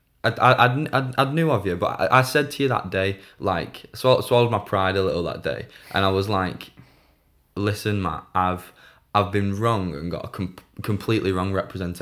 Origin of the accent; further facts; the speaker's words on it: Bolton, North West England, United Kingdom; also born or lived in Atherton; now in Wigan, United Kingdom; born and bred in Bolton